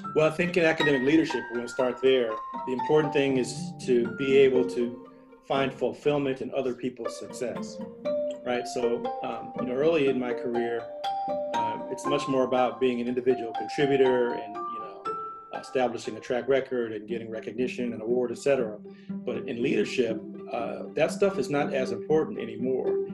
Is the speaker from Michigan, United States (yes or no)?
no; St. Louis, Missouri, United States; McDonnell Douglas in St. Louis, my hometown